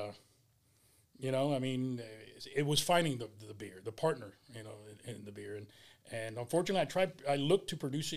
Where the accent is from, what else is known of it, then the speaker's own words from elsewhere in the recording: Hialeah, Florida, United States; I was born and raised here in Miami. Basically, I'm a Hialeah guy. I was actually bred in Hialeah